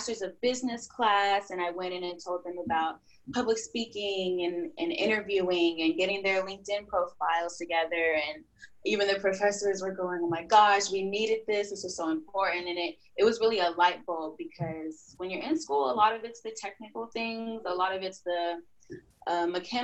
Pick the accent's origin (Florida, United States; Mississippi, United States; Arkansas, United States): Arkansas, United States; moved away as an adult; now in Texas, United States; I'm from Arkansas, moved to Texas to get my psychology degree